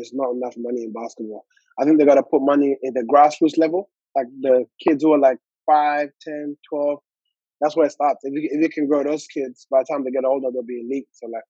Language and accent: English; Armadale, Western Australia, Australia; It was like a little community there. It was called Armadale Lions.